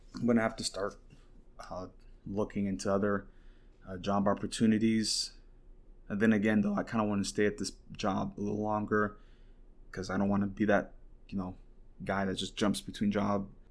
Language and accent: English; Saint Croix, U.S. Virgin Islands; also born or lived in Katy, Texas; now in Huntsville, United States; I got uprooted from my hometown in Saint Croix. I was living in Saint Croix and I got uprooted